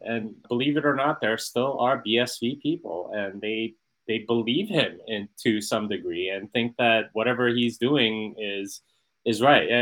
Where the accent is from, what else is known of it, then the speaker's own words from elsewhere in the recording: United States; as an American here in Italy